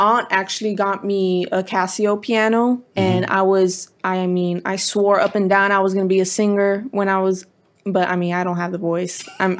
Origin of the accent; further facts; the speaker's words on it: Culver City, California, United States; Born and raised in Culver City.